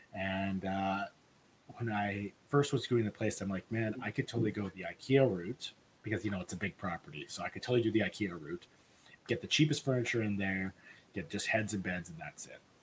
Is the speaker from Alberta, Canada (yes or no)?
yes; Edmonton, Alberta, Canada; I'm from Edmonton